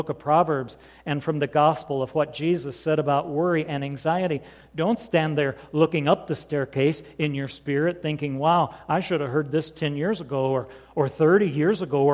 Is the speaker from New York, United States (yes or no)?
no; southern Indiana, United States; I was 17 years old, growing up like one of those hillbillies in southern Indiana